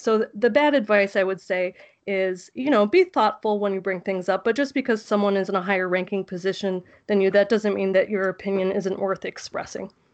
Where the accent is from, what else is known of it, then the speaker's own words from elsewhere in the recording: South Florida, United States; also born or lived in Tallahassee, Florida / North Dakota; I grew up in South Florida, and then I went to school in the Panhandle